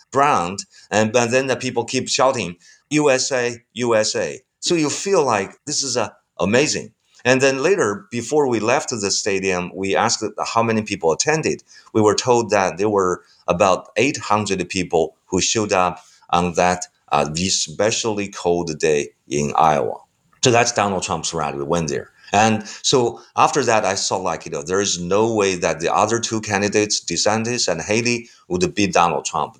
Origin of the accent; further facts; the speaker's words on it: China; also born or lived in United States; I was probably the only Chinese who studied